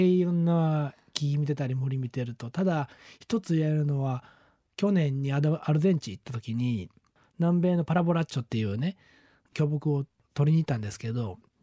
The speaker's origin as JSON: {"language": "Japanese", "town": "Kawanishi", "region": "Hyogo", "country": "Japan", "tie": "born or raised there", "said": "俺、出身が兵庫県の 川西市っていうとこなんですよ。出身がっていうかずっとそこにまあ住んでるんですけど"}